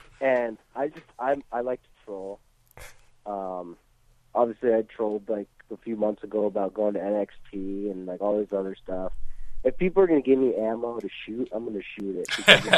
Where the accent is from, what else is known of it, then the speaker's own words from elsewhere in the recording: Massachusetts, United States; Obviously, we're both from Massachusetts.